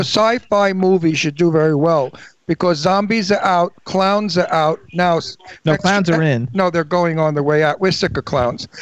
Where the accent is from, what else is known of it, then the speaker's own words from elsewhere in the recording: New York City, New York, United States; moved away; I came from Brooklyn